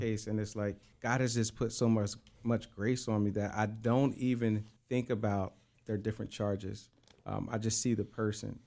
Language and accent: English; Coatesville, Pennsylvania, United States; also born or lived in Lancaster, Pennsylvania; I was born and raised in Coatesville, Pennsylvania, but uh, I uh, spent most of my life and my adulthood in Lancaster